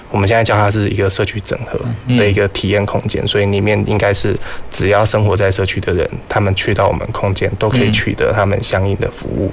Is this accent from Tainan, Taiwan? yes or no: no; Gangshan, Kaohsiung, Taiwan; also born or lived in Taichung; 我是一个就是标准的冈山人，就是国小、国中、高中我都在冈山生活长大。